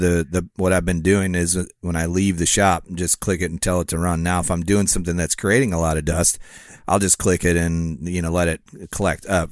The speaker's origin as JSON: {"language": "English", "town": "Rockford", "region": "Illinois", "country": "United States", "tie": "born or raised there", "said": "my hometown"}